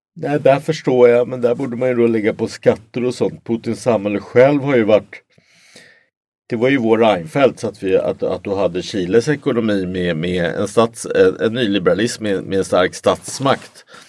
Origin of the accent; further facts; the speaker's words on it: Sweden; jag är svensk